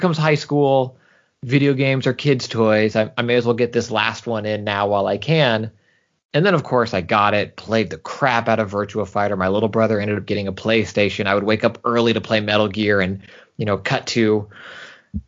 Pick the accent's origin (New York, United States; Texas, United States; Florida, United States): Texas, United States; Houston; moved away as an adult; also born or lived in San Francisco Bay Area, California; now in Southern California, United States; I was born and raised almost exclusively in Houston, Texas, but I spent about 5 years in the San Francisco Bay Area before later as an adult moving out to Southern